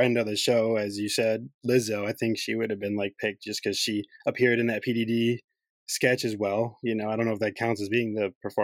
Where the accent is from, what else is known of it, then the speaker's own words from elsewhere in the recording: Detroit, Michigan, United States; I'm from the Metro Detroit area.